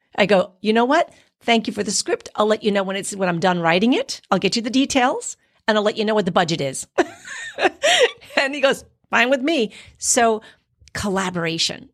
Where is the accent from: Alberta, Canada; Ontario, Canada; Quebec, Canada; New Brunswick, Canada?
Quebec, Canada; now in Florida, United States; I didn't grow up in the islands. I grew up in Quebec.